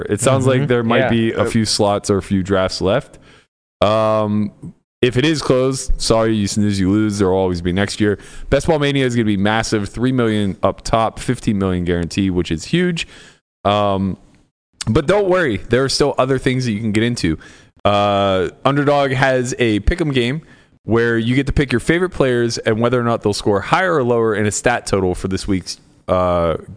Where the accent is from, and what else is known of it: Pittsburgh, Pennsylvania, United States; born or raised there